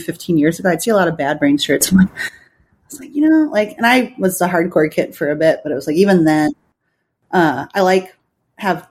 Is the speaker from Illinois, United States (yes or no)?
yes; Chicago, Illinois, United States; also born or lived in San Francisco; now in New York, United States; growing up in Chicago